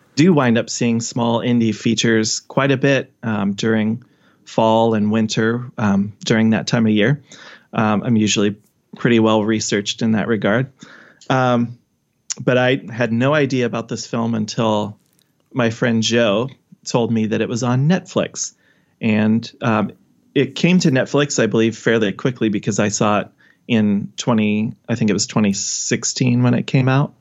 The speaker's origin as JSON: {"language": "English", "town": "Omaha", "region": "Nebraska", "country": "United States", "said": "I'm from Omaha area."}